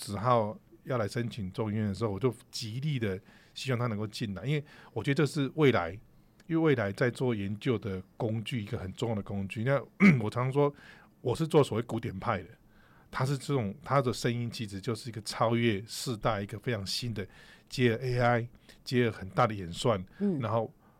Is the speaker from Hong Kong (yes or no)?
no; Taichung, Taiwan; 从小 在 台中